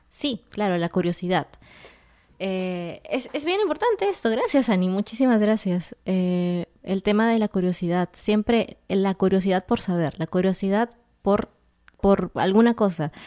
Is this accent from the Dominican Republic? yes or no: no; Peru; eres de mi tierra